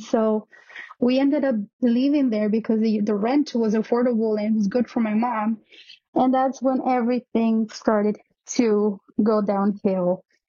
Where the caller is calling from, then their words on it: New York, United States; also born or lived in Mexico City, Mexico; I'm calling from New York. This story happened back when I was living in Mexico City.